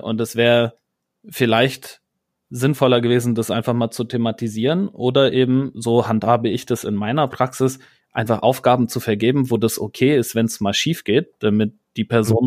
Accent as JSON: {"language": "German", "region": "Rhineland", "country": "Germany", "said": "ich bin ja Rheinländer"}